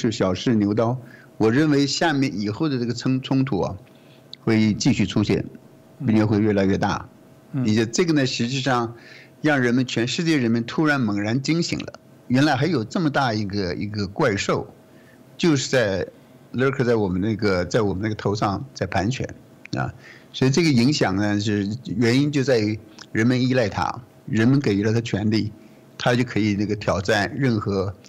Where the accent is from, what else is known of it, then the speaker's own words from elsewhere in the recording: Australia; 觉得我们澳洲人的。呃，智慧产权，我们制造出来的东西被你美国人给这拿走了